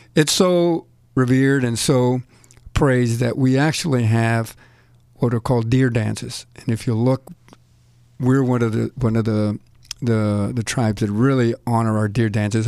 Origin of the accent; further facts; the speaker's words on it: El Paso, Texas, United States; now in New Jersey, United States; Growing up in El Paso